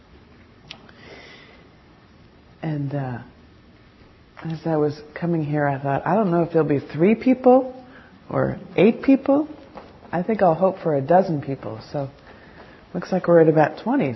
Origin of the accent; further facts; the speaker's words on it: New Jersey, United States; moved away; also born or lived in San Francisco; I'm from New Jersey, so I'm a little bold and sassy.